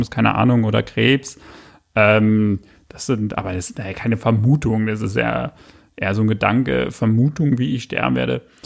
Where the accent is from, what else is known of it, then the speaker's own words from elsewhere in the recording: Berlin, Germany; also born or lived in Australia; Ich bin im Juli geboren, in West-Berlin, bin nach Ost-Berlin gezogen, bin in Köpenick dann eigentlich aufgewachsen